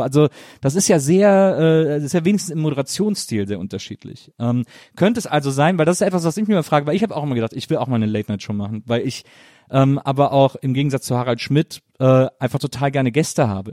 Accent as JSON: {"language": "German", "area": "near Cologne", "region": "North Rhine-Westphalia", "country": "Germany", "said": "ich komme ja aus dem Rheinland, ich komme aus, aus der Nähe von Köln."}